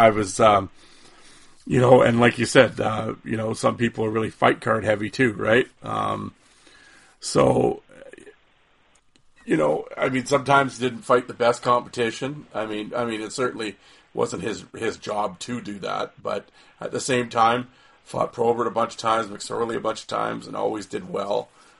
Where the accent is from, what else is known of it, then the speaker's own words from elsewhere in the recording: Saskatoon, Saskatchewan, Canada; growing up in Saskatoon